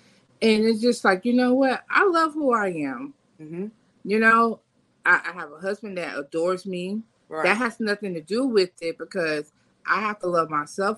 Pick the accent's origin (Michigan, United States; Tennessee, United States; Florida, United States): Florida, United States; Fort Lauderdale; But yeah, I'm from Fort Lauderdale. {S0} Yeah. {S1} Born and raised.